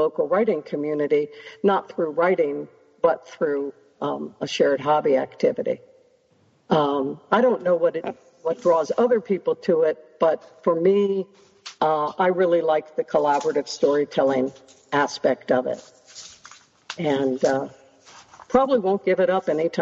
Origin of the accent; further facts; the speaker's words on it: Washington, District of Columbia, United States; moved away as an adult; I grew up in Washington, D.C., with 80 to 90% humidity